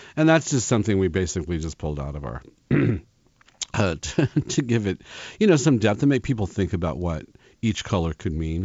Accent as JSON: {"language": "English", "region": "Kansas", "country": "United States", "tie": "born or raised there", "moved": "yes", "said": "I grew up in Kansas"}